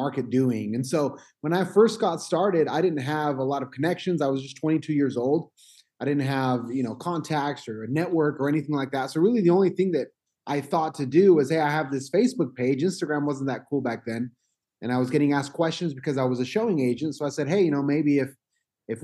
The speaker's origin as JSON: {"language": "English", "region": "Utah", "country": "United States", "tie": "born or raised there", "said": "So my family is from Mexico. I was born here in Utah, but I have that, you know, Hispanic heritage"}